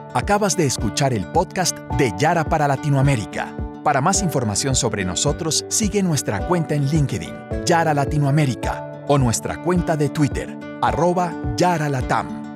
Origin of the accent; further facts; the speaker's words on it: Coatepec, Veracruz, Mexico; also born or lived in United States; Soy originaria de Coatepec, Veracruz, uno de los estados emblemáticos en la producción del café